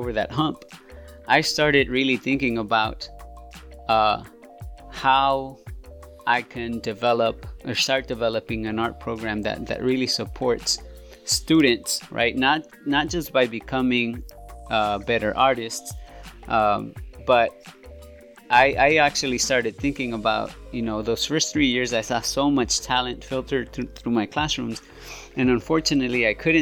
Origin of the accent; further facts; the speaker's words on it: Los Angeles, California, United States; I am originally from South Central, and I also grew up on 45th and Avalon